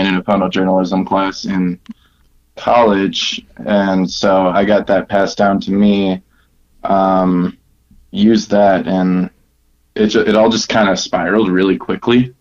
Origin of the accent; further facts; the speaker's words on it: Milwaukee, Wisconsin, United States; now in Denver, United States; I'm from Milwaukee, Wisconsin. I'm now living in Denver.